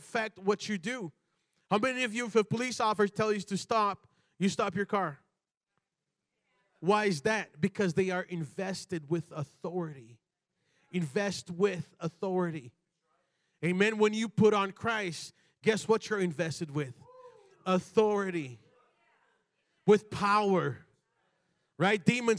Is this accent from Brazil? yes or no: yes; Brazil; born there; I was born in Brazil, you know, and like in Brazil, you do not go out, you know, out in public, you know, in pajamas.